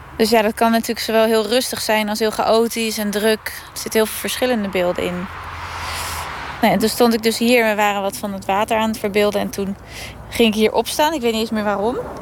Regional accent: Woerden, Utrecht, Netherlands; ik kom uit Woerden.

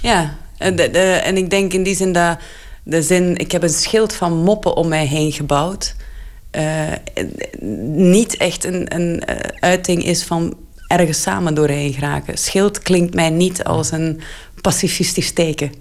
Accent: Flanders, Belgium; ik ben soms als Vlaming

